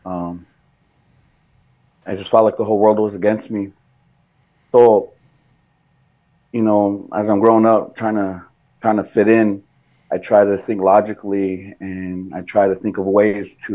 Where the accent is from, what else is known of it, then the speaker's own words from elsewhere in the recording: Rosebud Sioux Indian Reservation, South Dakota, United States; now in Cass Lake, United States; I was born and raised in South Dakota on the, what is called the Rosebud Sioux Tribe, Rosebud Sioux Indian Reservation. It's in South Central South Dakota.